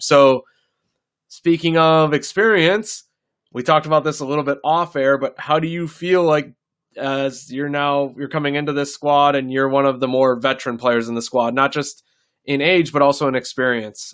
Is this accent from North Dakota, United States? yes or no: yes; North Dakota, United States; now in Nebraska, United States; I grew up in North Dakota